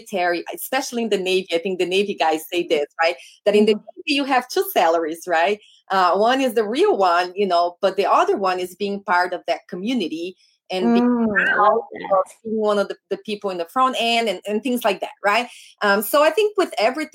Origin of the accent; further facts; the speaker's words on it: Brazil; English is a second language; now in United States; my home state in Brazil. So we're like, we grew up not too far away from one another